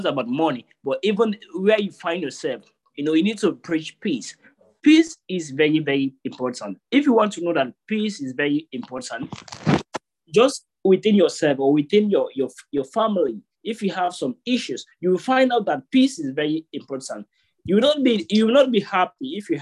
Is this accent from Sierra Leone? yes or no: yes; Sierra Leone; now in Turkey; I'm from Sierra Leone, presently in Turkey.